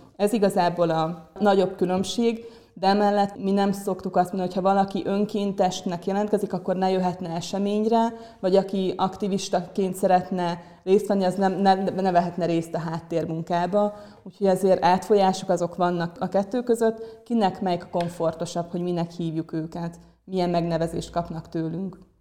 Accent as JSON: {"language": "Hungarian", "country": "Ukraine", "moved": "yes", "lives_now": "Hungary", "said": "én Ukrajnából származom"}